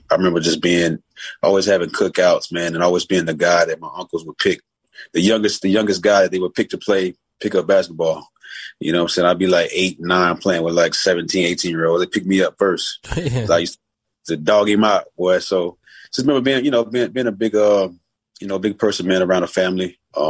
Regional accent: San Antonio, Texas, United States; moved away as an adult; also born or lived in El Paso, Texas; now in Chicago, United States; I'm in Chicago now, but I'm born and raised in San Antonio, Texas. Went to school at the wonderful UTEP. Played 5 years at UTEP, man. So I kind of consider El Paso where I grew up

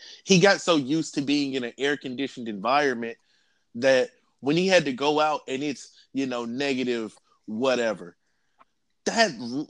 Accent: Nashville, Tennessee, United States; I'm from Nashville. That's a word that we use.

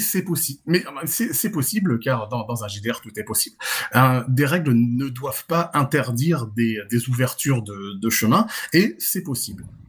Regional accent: Nice, Provence-Alpes-Côte d'Azur, France; je suis français de Nice, hein, donc niçois

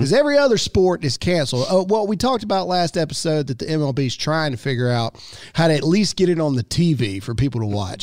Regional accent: Mississippi, United States; I'm born and raised in Mississippi

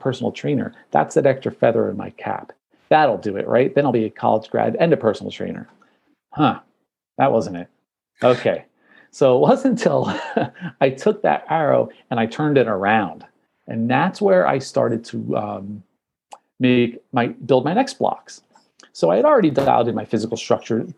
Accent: New Jersey, United States; I'm from New Jersey

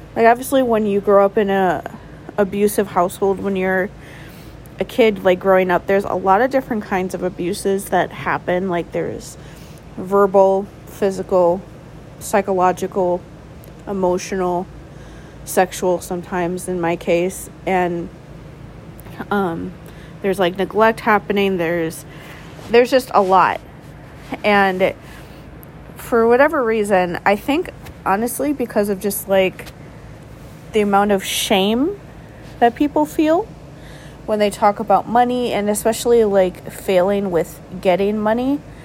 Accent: near Milwaukee, Wisconsin, United States; now in Milwaukee, United States; close to my hometown, but mostly just because it was still close. It was still in like the general area where I grew up

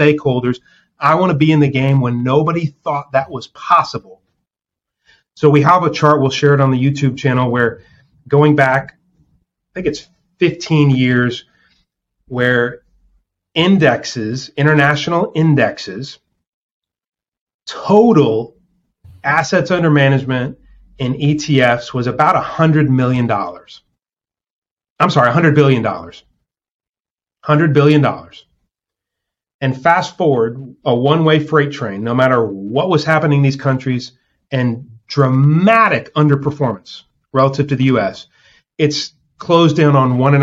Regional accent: New Orleans, Louisiana, United States; we're both from New Orleans

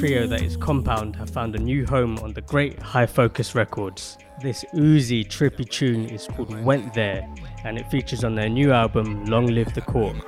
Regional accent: London, United Kingdom; I grew up in Peckham and the gentrification of Peckham.

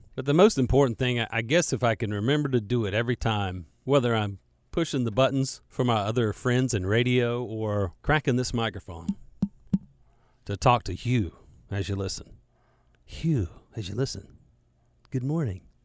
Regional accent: Charlotte, North Carolina, United States; growing up in Charlotte and being a, a Charlotte native, like me

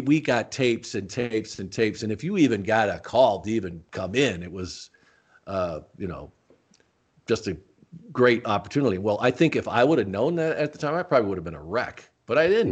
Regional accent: Tucson, Arizona, United States; also born or lived in Rochester, New York; I grew up in Tucson

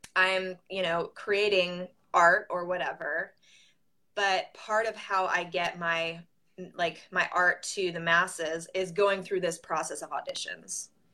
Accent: Southern California, United States; moved away as an adult; now in Nashville, United States; I'm from Southern California originally. I moved to Nashville 14 years ago

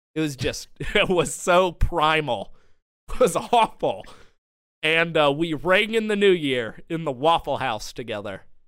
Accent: Madison, Georgia, United States; my hometown, Madison, Georgia

